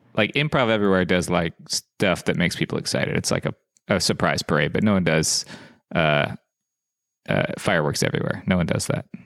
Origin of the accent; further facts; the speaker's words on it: South Dakota, United States; moved away; I grew up in South Dakota.